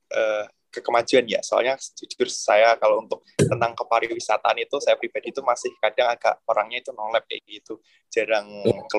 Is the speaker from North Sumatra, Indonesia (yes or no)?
no; Ngawi, East Java, Indonesia; Oke, kalau untuk daerah saya ya khususnya Ngawi sedikit uh, promosi untuk pariwisata di Ngawi.